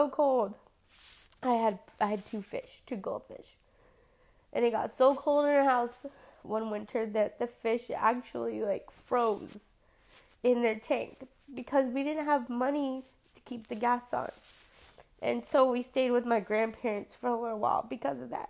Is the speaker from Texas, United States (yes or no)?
yes; San Antonio, Texas, United States; I've born and raised in San Antonio, grew up here.